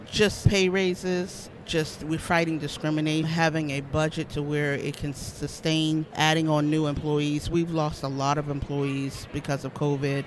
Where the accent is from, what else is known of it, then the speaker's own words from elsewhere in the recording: Charleston, South Carolina, United States; I am actually from Charleston, South Carolina